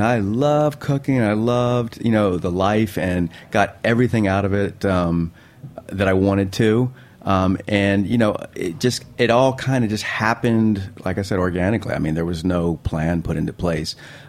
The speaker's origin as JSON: {"language": "English", "region": "Virginia", "country": "United States", "tie": "born or raised there", "also_born_or_lived": "Spain", "said": "Yeah, like born in Spain and lived in lots of places and lots of states. And I guess if I had to call a home from a childhood perspective, I'd went to high school all 4 years in Virginia."}